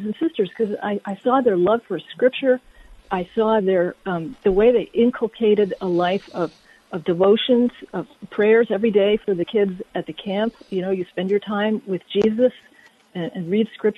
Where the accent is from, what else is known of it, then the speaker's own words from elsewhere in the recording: Connecticut, United States; I also did grow up in Connecticut